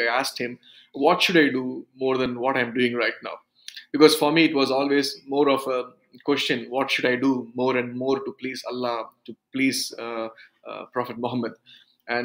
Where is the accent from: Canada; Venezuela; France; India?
India; South India; first language Urdu; English is a second language; also born or lived in Tenkasi, Tamil Nadu; I came from a Sunni background from South India. We are the group of people. We speak Urdu as a language, as a mother tongue